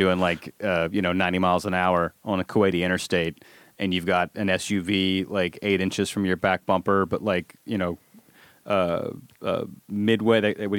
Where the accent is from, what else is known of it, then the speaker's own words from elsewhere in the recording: Alabama, United States; you can tell I'm from Alabama